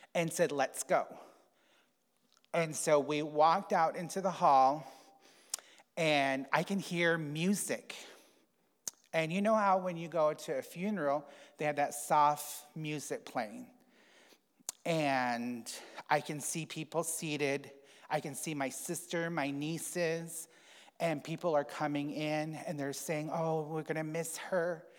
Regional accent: United States; I grew up on the Navajo reservation

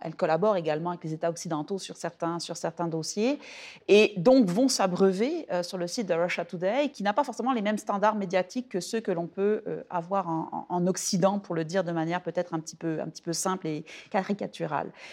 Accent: France; now in Quebec, Canada; mon expérience en tant que Française

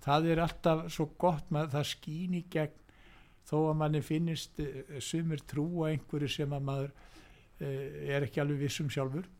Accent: Reykjavík, Capital Region, Iceland; ég er fættur og uppalinn í Reykjavík

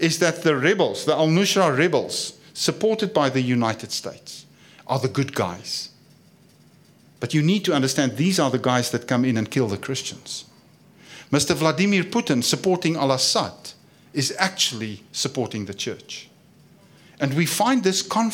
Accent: South Africa; I come from South Africa

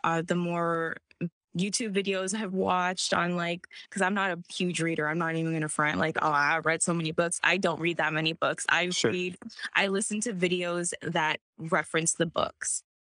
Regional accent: Virginia, United States; now in Los Angeles, United States; I'm from Virginia. So I'm from Virginia. And I was like, Mom, I want to go to college in California. So I moved to San Diego first.

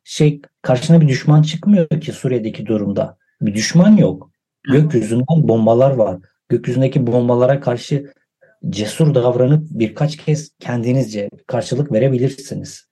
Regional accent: Van, Turkey; also born or lived in Edirne; Van sınırında doğup büyüdüm.

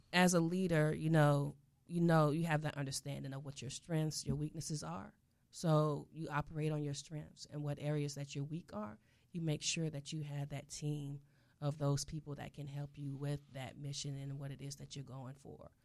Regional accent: South Florida, United States; I'm from South Florida

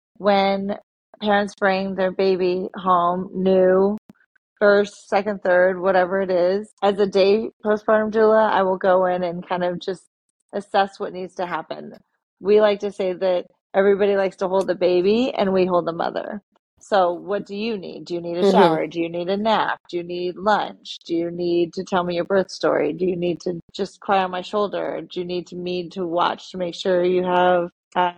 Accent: Seattle, Washington, United States; now in Yardley, United States; I don't have family here. I'm from Seattle.

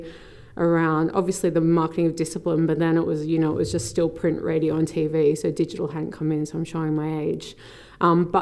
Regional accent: Newcastle, New South Wales, Australia; moved away as an adult; also born or lived in Sydney, Australia; now in London, United Kingdom; growing up in Newcastle, very, very committed to swimming

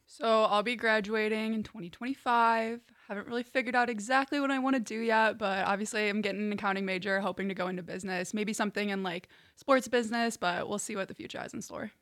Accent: Chicago, Illinois, United States; moved away as an adult; now in Hillsdale, United States; I'm from the northwest suburbs of Chicago and Illinois

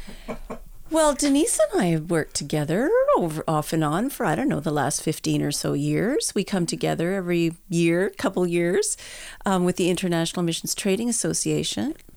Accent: Edmonton, Alberta, Canada; born and raised in Edmonton.

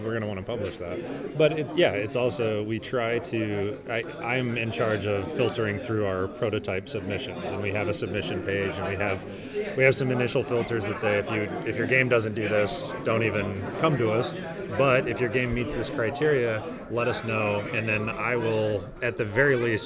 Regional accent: southern Missouri, United States; now in St. Louis, United States; I live in St. Louis now. I grew up in southern Missouri

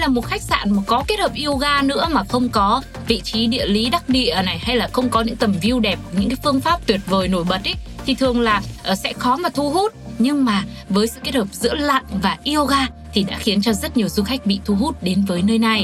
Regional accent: Vietnam; quê hương mình chính là Việt Nam

